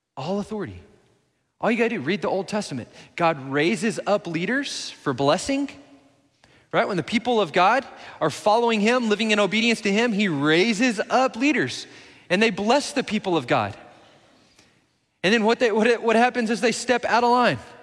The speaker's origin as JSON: {"language": "English", "town": "Midland", "region": "Texas", "country": "United States", "tie": "born or raised there", "moved": "yes", "lives_now": "Belton, United States", "said": "my hometown in Midland"}